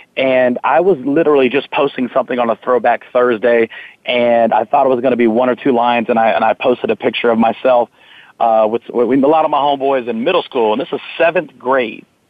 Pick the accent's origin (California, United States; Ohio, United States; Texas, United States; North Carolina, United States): Texas, United States; Fort Worth; I was born and raised in Fort Worth, Texas